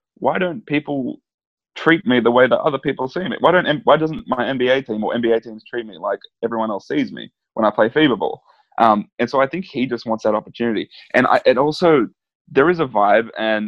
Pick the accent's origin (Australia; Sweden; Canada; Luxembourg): Australia; as an Australian